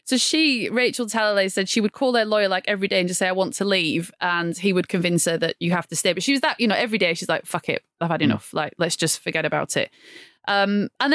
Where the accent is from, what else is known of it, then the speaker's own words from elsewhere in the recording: Blackburn, North West England, United Kingdom; I'm from Blackburn